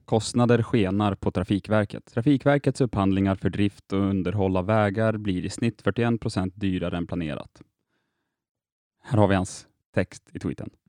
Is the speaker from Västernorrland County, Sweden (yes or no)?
yes; Härnösand, Västernorrland County, Sweden; also born or lived in Sundsvall; jag är från Härnösand, sedermera Sundsvall, några mil från Östersund